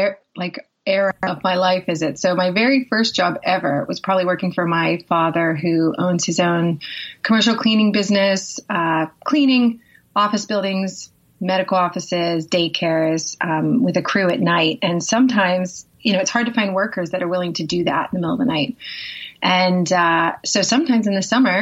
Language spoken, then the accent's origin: English; Pittsburgh, Pennsylvania, United States; also born or lived in south of London, United Kingdom; now in United Kingdom; I'm originally from Pittsburgh, Pennsylvania, but I live in just south of London